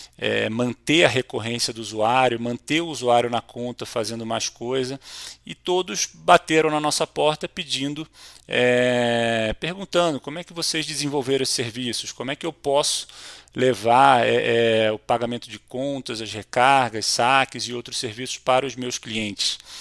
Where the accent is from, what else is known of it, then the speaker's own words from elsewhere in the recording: Rio de Janeiro, Brazil; sou carioca, casado com uma mineira e pai de dois paulistas